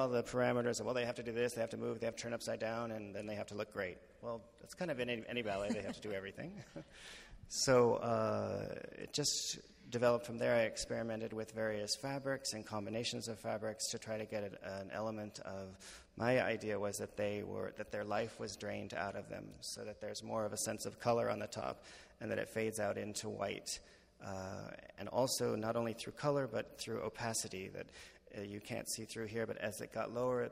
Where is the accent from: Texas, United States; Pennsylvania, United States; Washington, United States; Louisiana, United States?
Washington, United States; Seattle; I'm from Seattle.